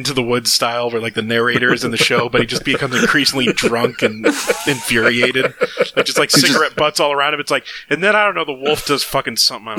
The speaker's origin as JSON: {"language": "English", "country": "United Kingdom", "said": "I'm British."}